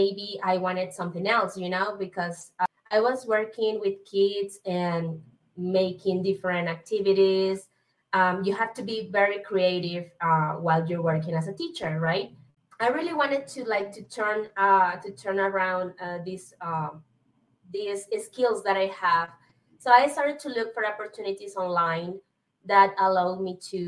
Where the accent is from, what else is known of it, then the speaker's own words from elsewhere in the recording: Venezuela; English is a second language; now in Colombia; my main language is not English. So I'm from Venezuela, but I live now in Colombia